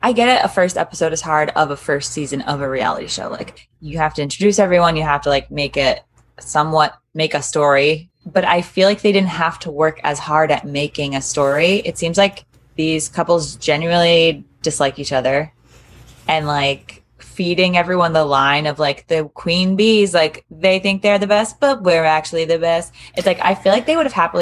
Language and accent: English; Georgia, United States; moved away; also born or lived in New Orleans, Louisiana; I'm from Georgia. and I went to school in New Orleans